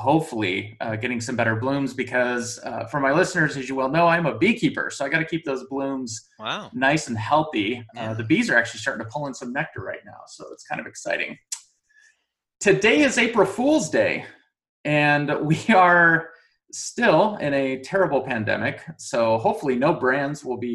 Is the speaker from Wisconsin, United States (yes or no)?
no; New Mexico, United States; now in Utah, United States; I am from New Mexico